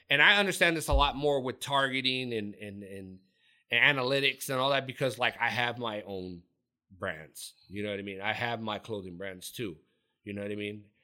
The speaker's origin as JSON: {"language": "English", "region": "California", "country": "United States", "said": "And you got to remember, I was from I'm from Orange County."}